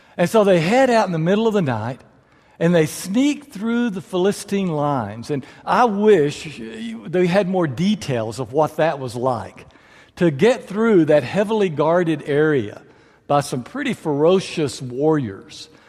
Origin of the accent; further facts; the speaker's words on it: far west Texas, United States; now in San Angelo, United States; I was born out in far west Texas.